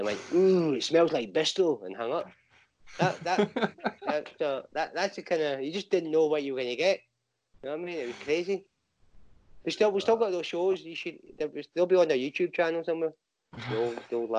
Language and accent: English; Inverurie, Scotland, United Kingdom; moved away as an adult; also born or lived in Banbury, Oxfordshire; now in Glasgow, United Kingdom; Up the other side of Aberdeen. So a wee town called Inverurie. That's where I grew up